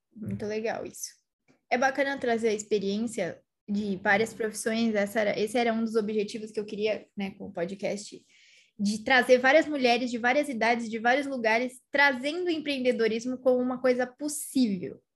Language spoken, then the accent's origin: Portuguese; São Paulo, Brazil; eu sou de São Paulo